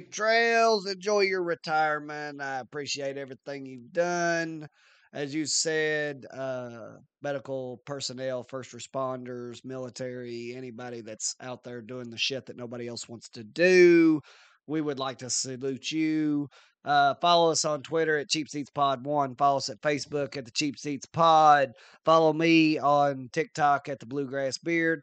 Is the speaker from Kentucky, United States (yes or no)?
yes; near Maysville, Kentucky, United States; which is one town over from my hometown.